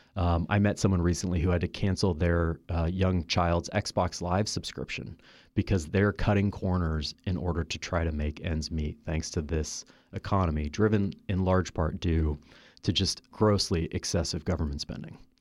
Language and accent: English; Kansas City, United States; moved away; I am from Kansas City